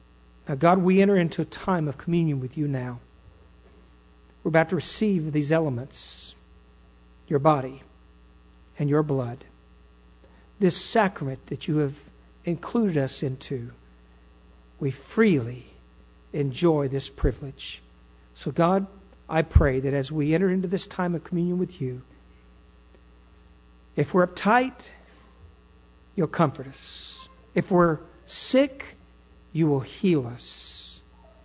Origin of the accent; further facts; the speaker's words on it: Texas, United States; I'm a Texan. I belong in Texas ground and Texas earth